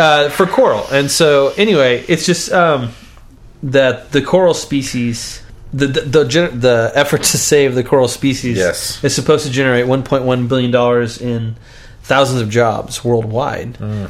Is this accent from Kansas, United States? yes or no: yes; just south of Baldwin, Kansas, United States; Baldwin, which is just south of my hometown.